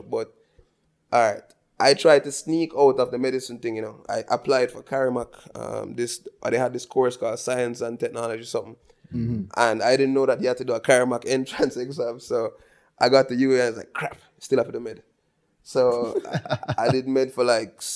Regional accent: Balaclava, Saint Elizabeth, Jamaica; I grew up in Balaclava, St. Elizabeth, biggest city in the world

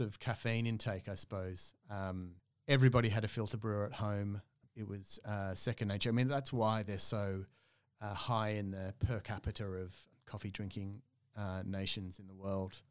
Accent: Australia; moved away as an adult; also born or lived in Oslo, Norway; as an Australian

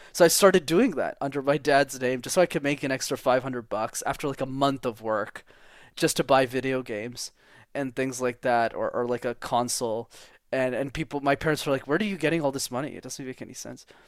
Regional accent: Montreal, Quebec, Canada; English is a second language; I was born and raised in Montreal, Canada, at the Montreal Jewish Hospital, even if I'm not Jewish

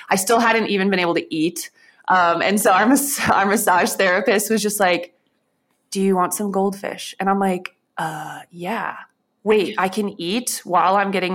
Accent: Pulaski, Wisconsin, United States; I love my hometown. The best donuts I've ever had is this local bakery in Pulaski, Wisconsin

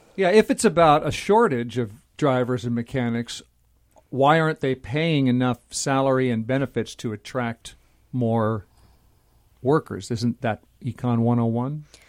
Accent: Nebraska, United States; now in Seattle, United States; I was from Nebraska

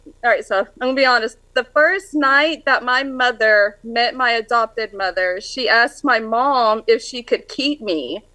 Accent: California, United States; now in Milton, United States; I was born and raised in Cali.

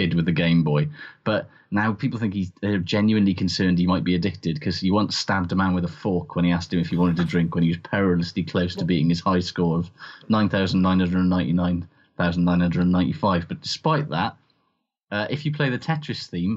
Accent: Welsh, Wales, United Kingdom; as a Welsh person

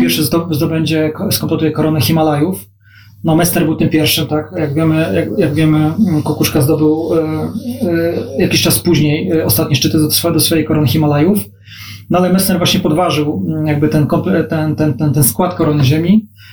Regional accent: Gdańsk, Pomeranian Voivodeship, Poland; also born or lived in Warsaw; Gdańsk jest moim miastem rodzinnym

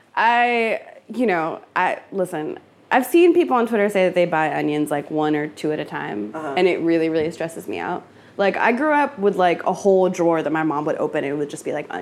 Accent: California, United States; My parents were born in Ethiopia and I grew up in California.

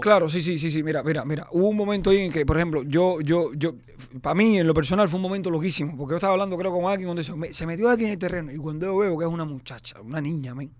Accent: Cuba; now in Miami, United States; somos cubanos y somos muy pasionales

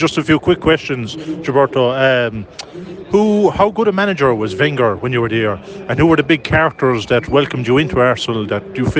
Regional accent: Ireland; being an Irish person

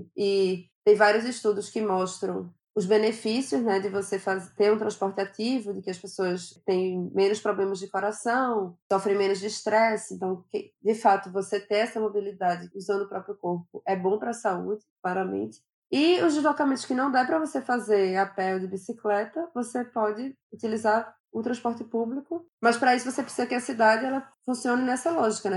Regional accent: Recife, Pernambuco, Brazil; Eu sou natural de Recife

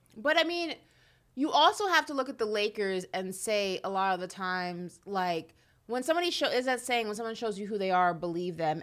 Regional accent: New York, United States; growing up in New York

